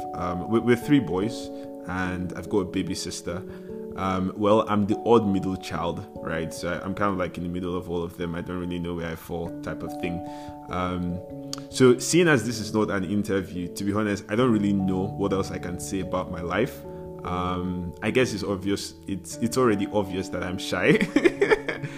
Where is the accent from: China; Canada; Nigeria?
Nigeria; Lagos; I was born a baby boy and I was raised in Lagos.